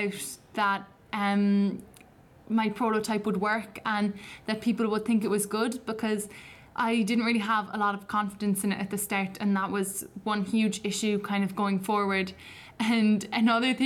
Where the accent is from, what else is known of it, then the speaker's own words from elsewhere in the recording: Cork, Munster, Ireland; I'm 17. I'm from Cork